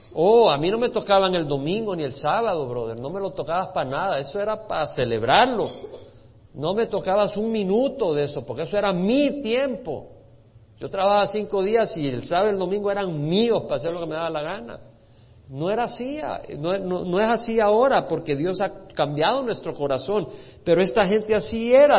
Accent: El Salvador; creciendo en El Salvador

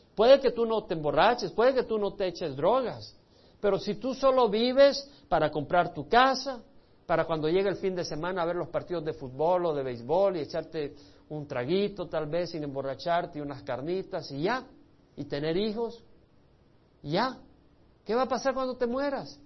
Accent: El Salvador; moved away; Yo tuve que salir del Salvador por la guerra civil

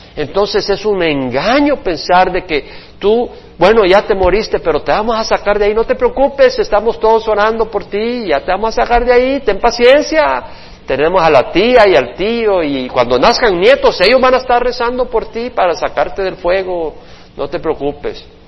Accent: El Salvador; yo también soy salvadoreño

